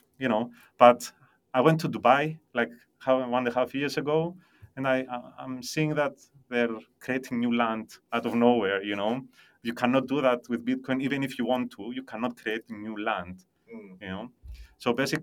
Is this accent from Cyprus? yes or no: yes; Cyprus; also born or lived in London; I was born and raised in Cyprus